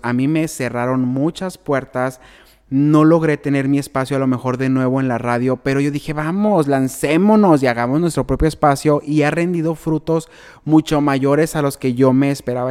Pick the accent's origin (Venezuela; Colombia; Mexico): Mexico; Benjamín Hill, Sonora; la gente de mi pueblo